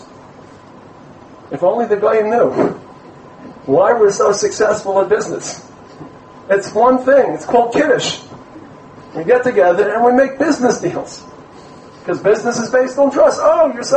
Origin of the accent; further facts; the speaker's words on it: New York City, New York, United States; I come from Brooklyn